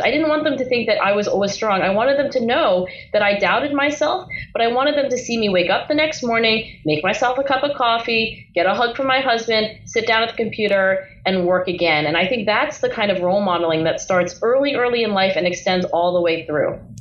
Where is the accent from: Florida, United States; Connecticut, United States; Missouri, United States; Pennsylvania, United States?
Pennsylvania, United States; Philadelphia area; my parents were born and raised in China. And then, of course, they did immigrate um, to the Philadelphia area and then eventually had three kids, including me